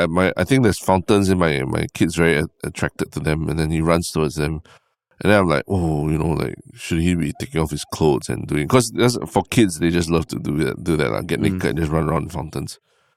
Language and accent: English; Singapore; you know, my brain, you know, as a Singaporean, the first thing I always think is like, oh, are we allowed to do this at this fountain?